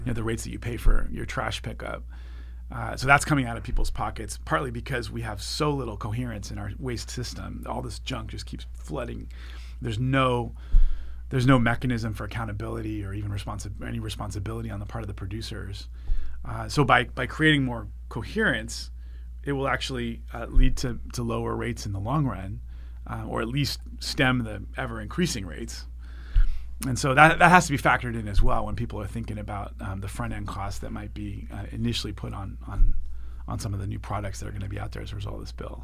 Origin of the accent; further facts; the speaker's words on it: Santa Monica, California, United States; i grew up here in Santa Monica and served on the school board here